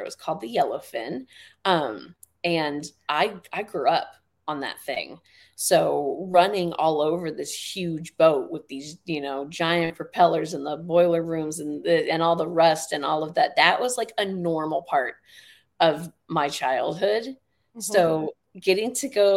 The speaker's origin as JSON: {"language": "English", "area": "the Bay Area", "region": "California", "country": "United States", "tie": "born or raised there", "said": "I grew up in the Bay, so I grew up with the Winchester Mystery House"}